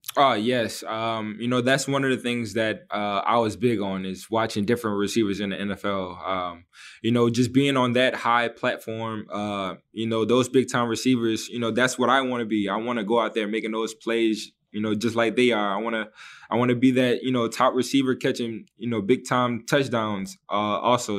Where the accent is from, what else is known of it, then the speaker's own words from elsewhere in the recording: New Orleans, Louisiana, United States; my hometown in, uh, in New Orleans